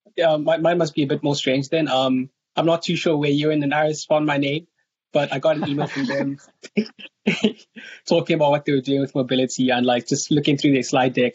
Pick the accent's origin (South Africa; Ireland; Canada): South Africa; moved away; I'm from South Africa